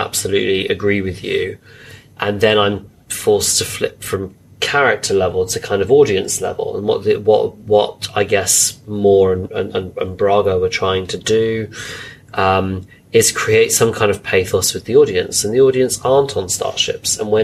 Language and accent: English; United Kingdom; as British people